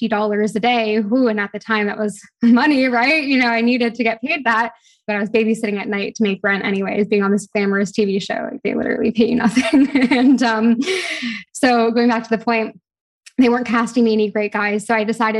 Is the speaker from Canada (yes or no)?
yes; Toronto, Ontario, Canada; moved away as an adult; also born or lived in London; now in Bahamas; I'm from Toronto, but I live in the Bahamas